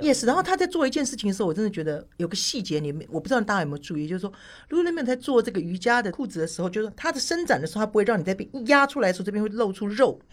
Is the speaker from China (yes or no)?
no; Taiwan; moved away; 我是台湾人